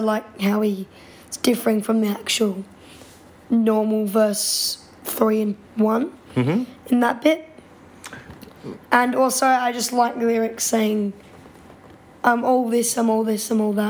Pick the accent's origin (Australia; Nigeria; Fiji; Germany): Australia; accent: Australian